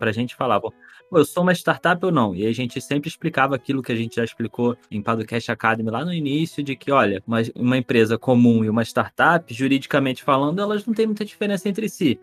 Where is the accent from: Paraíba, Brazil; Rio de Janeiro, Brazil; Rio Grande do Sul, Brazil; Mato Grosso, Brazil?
Rio de Janeiro, Brazil; eu sou carioca